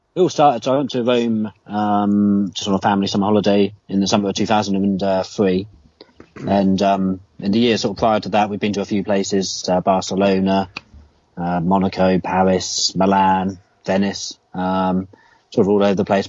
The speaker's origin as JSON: {"language": "English", "country": "United Kingdom", "said": "being a Brit and especially like a kid"}